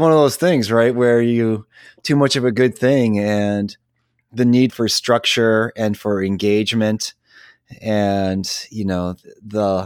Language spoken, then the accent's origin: English; Grosse Pointe Park, Michigan, United States; I grew up in Michigan, okay. Just outside Detroit